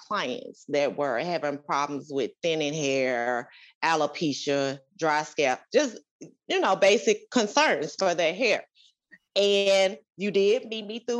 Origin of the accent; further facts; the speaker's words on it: Mississippi, United States; moved away as an adult; also born or lived in Conyers, Georgia; now in Decatur, United States; I'm originally from Mississippi.